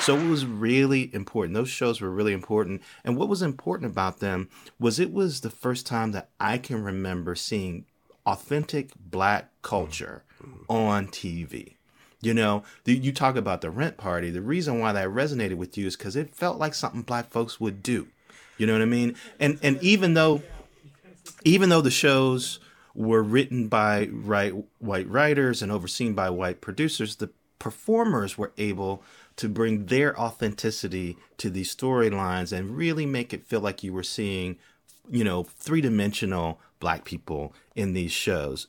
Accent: Gary, Indiana, United States; I'm a young black kid growing up in Gary, Indiana

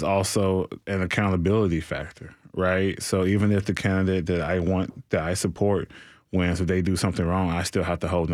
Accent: Nashville, Tennessee, United States; I'm from the city. I'm not from Donelson, Antioch, Madison. I am from Nashville, Tennessee

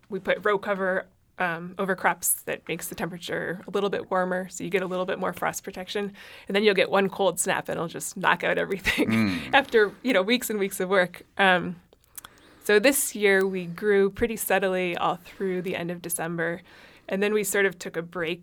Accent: closer to Boston, Massachusetts, United States; also born or lived in Antarctica; I grew up in Massachusetts, out closer to Boston

